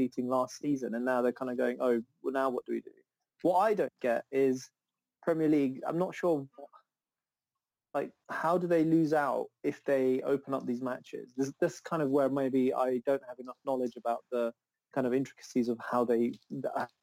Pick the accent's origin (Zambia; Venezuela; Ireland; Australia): Zambia; now in United Kingdom; I was born in Zambia, go back quite a lot, and I haven't been back in a while